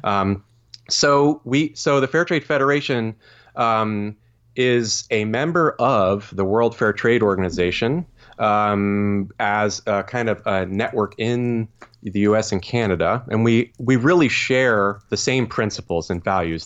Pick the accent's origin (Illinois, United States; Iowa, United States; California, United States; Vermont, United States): Vermont, United States; moved away as an adult; also born or lived in Stowe, Vermont / Burlington, Vermont / Cleveland, Ohio; now in Lancaster, Pennsylvania, United States; born and raised in the great state of Vermont